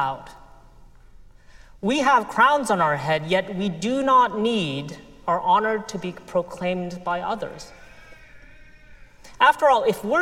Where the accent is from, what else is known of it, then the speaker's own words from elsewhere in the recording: United States; I grew up in the United States of America